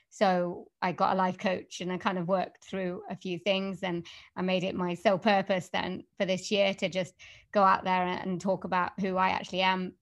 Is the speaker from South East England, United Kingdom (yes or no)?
no; Wales, United Kingdom; accent: Welsh; I can do a Welsh accent, 'cause I come from Wales, so I do Welsh accents